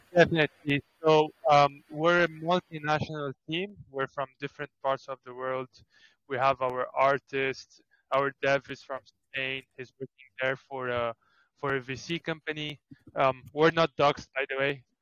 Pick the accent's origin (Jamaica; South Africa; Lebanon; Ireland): Lebanon; Beirut; also born or lived in Greece; I'm from Beirut slash Greece